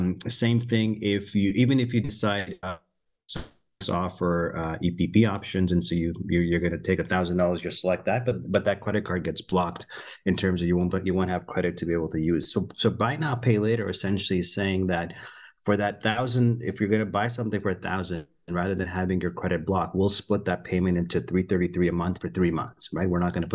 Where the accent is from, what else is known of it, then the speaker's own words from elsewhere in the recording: Canada; moved away as an adult; also born or lived in Pakistan; now in United States; I was born in Pakistan. I moved when I was fairly early, about 4 years old, moved to Canada, grew up in Canada. And then for the last 20, 22 years, I've been in the US, San Francisco, New York, Boston